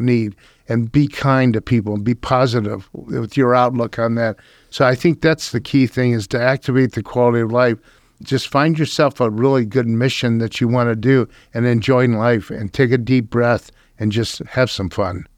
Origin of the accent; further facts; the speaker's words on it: Akron, Ohio, United States; moved away as an adult; also born or lived in Chicago / New York / Pittsburgh / Phoenix; I was born and raised in Akron, Ohio